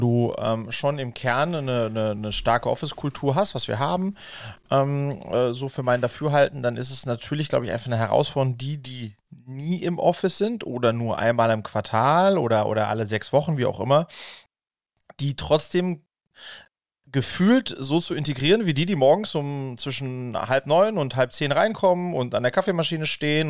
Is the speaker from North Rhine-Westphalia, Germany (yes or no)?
no; Wiesbaden, Hesse, Germany; mit dem bin ich quasi in Wiesbaden zusammen aufgewachsen